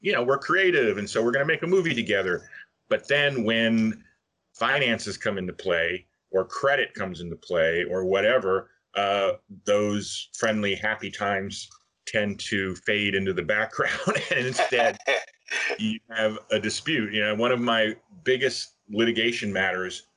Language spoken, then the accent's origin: English; Miami, Florida, United States; moved away as an adult; now in Los Angeles, United States; I'm from Miami, actually, but I came out to LA just to sort of make a big move, you know, geographically and figuratively, I guess, from Florida